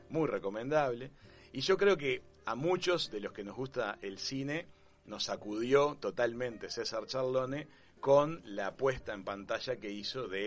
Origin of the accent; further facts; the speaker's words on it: Argentina; yo soy argentina